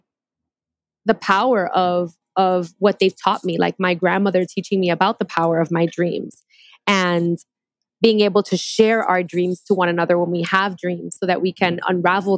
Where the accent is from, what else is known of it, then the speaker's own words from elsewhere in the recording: New York City, New York, United States; moved away as an adult; also born or lived in Queens / Puerto Rico; I grew up in New York. I'm New Yorkian. I grew up in Brooklyn, lived in Queens my entire life